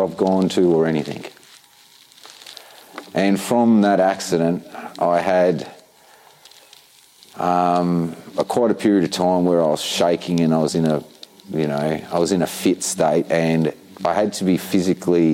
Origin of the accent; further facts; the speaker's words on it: Tasmania, Australia; I'm a proud yorta yorta man born in Tasmania